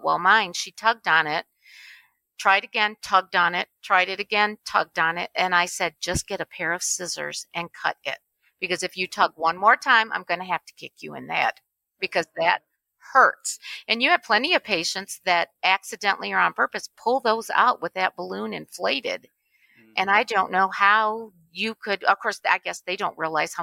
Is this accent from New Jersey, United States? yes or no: no; Michigan, United States; I was born and raised in Michigan